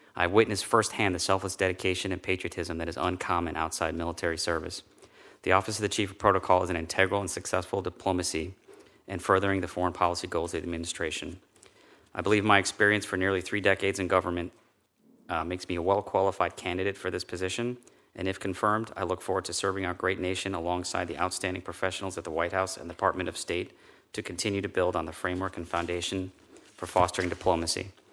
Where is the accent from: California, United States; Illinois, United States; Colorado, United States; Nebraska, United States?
Illinois, United States; Chicago; moved away; I was born and raised in the South, Southwest side of Chicago